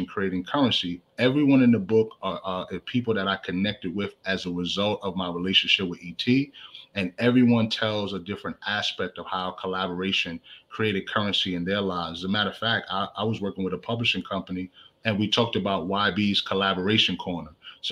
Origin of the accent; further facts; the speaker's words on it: New York City, New York, United States; now in Richmond, United States; I'm originally from the Bronx, New York